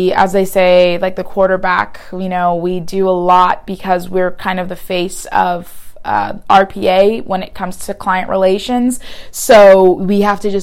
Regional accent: Houston, Texas, United States; now in Los Angeles, United States; I'm from Houston

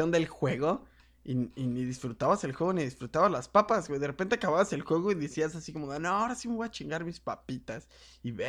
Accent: Mexico; qué cerdos somos los putos mexicanos

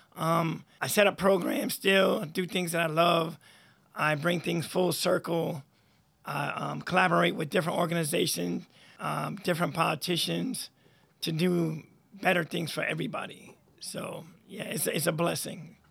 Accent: Troy, New York, United States; born and raised in Troy

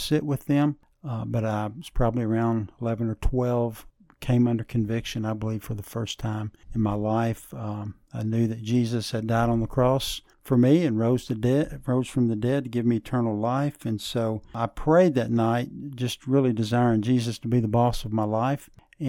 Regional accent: Memphis, Tennessee, United States; this part of the state, they don't really claim Memphis, but that's my hometown. Grew up playing a lot of sports.

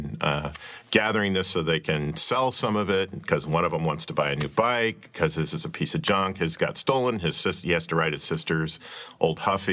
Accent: Kirkwood, Missouri, United States; a guy I grew up with in Kirkwood and went to high school

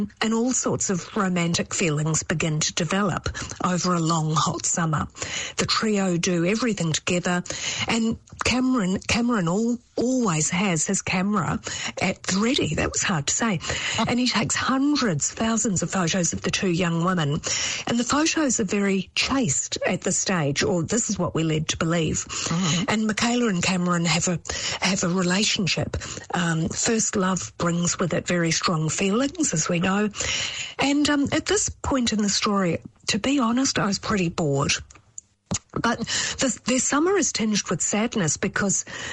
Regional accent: New Zealand; as a Kiwi

